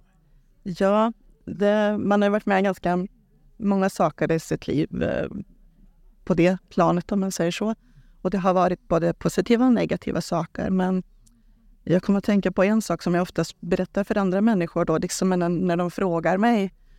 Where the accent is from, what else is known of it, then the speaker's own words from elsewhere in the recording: Trollhättan, Västra Götaland, Sweden; född och uppvuxen i Trollhättan så jag bor där